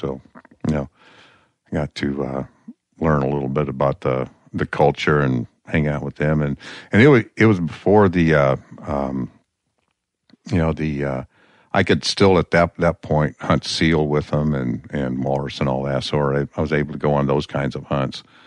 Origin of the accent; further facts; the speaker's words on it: Peoria, Illinois, United States; also born or lived in Nome, Alaska; now in Alaska, United States; I was born in the Midwest